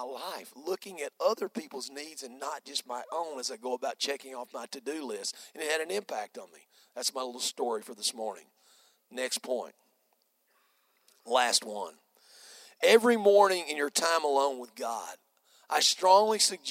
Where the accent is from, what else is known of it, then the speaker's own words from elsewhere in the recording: United States; I'm an American